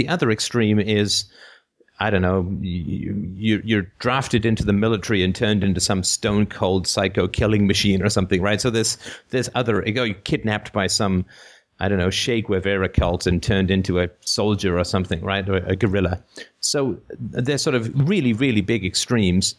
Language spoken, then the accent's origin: English; United Kingdom; I'm British